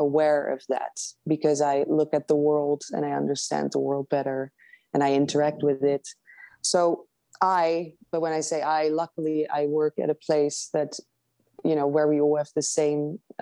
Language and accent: English; Netherlands; moved away as an adult; also born or lived in London; now in United States; I grew up in the Netherlands. I studied in London, but I grew up in the Netherlands